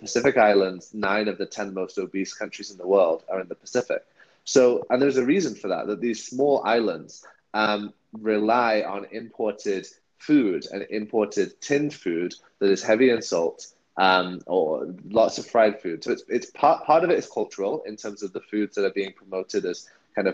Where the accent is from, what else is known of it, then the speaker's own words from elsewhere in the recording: United Kingdom; I'm British